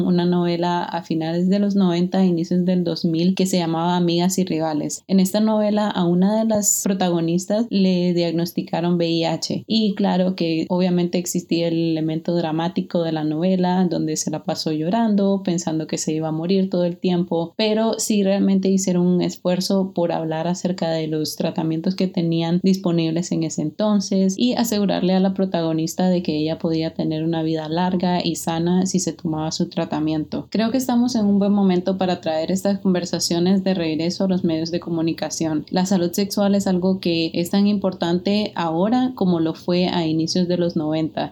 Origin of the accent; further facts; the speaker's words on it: Nicaragua; now in United States; yo nací y crecí en Nicaragua